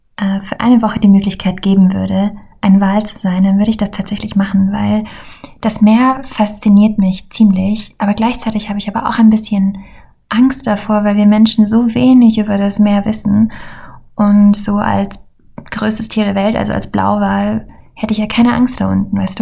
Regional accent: Heilbronn, Baden-Württemberg, Germany; now in Vienna, Austria; Ich komme auch ursprünglich aus Heilbronn. Ich bin nur nach Wien gezogen

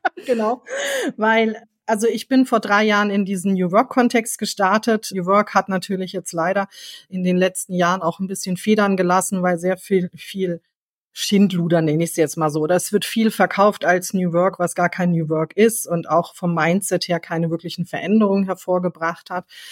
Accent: Frankfurt, Hesse, Germany; ich komme aus Frankfurt

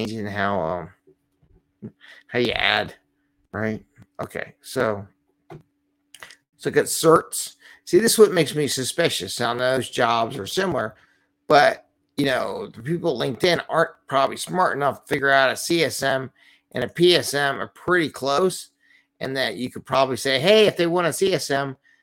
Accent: Philadelphia, Pennsylvania, United States; Philly, my hometown

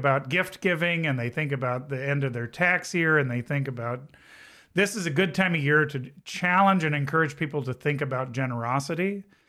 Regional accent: Southern California, United States; now in Elkhart County, United States; I grew up in Southern California

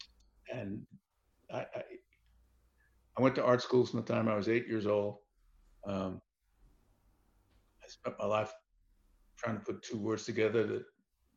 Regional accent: New York, United States; I was born and raised in New York

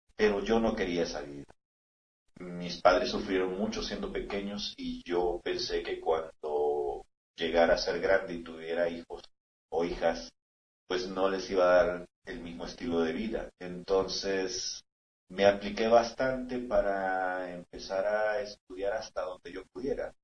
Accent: San Salvador, El Salvador; now in El Paso, United States; Yo nací en San Salvador, en una zona muy cercana al volcán de San Salvador, en la oh. capital.

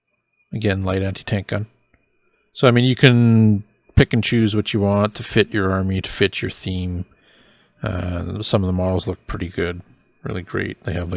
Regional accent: Canada; us being Canadian boys, right?

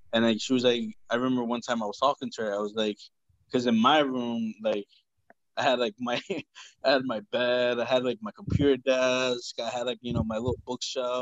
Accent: New Jersey, United States; I'm from New Jersey

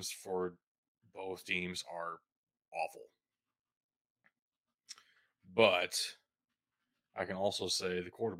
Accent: Kentucky, United States; I'm from Kentucky

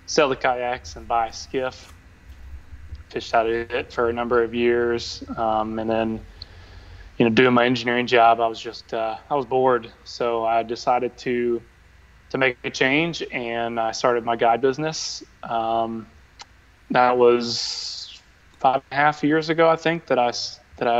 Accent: Shreveport, Louisiana, United States; also born or lived in Ruston, Louisiana; now in New Orleans, United States; I grew up in North Louisiana, like in the Shreveport area

